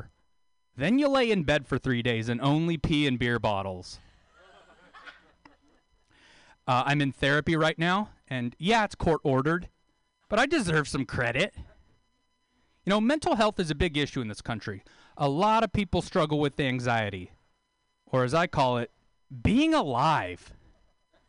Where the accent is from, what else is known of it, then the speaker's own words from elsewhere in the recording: Taft, California, United States; moved away; move back to my hometown